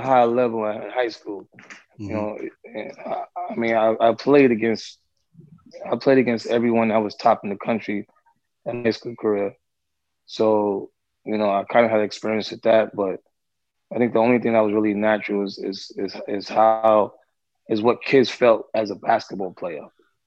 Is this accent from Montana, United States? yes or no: no; New York City, New York, United States; also born or lived in Harlem; I'm from Fort Greene. I got family right next door.